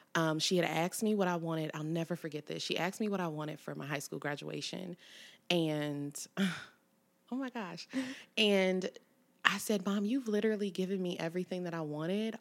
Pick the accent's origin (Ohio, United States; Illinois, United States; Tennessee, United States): Ohio, United States; Cincinnati; born or raised there; also born or lived in College Hill / Evanston / Springdale